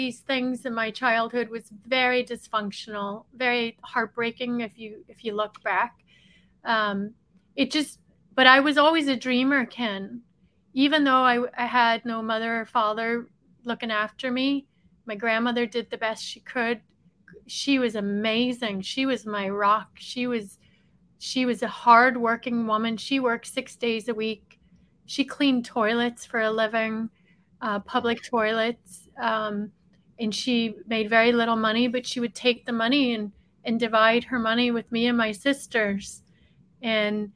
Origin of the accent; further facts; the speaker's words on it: Derry, Northern Ireland, United Kingdom; moved away; I actually was born in Northern Ireland in a little city called Derry in the north of Ireland, maybe 100,000 people population. And growing up in Northern Ireland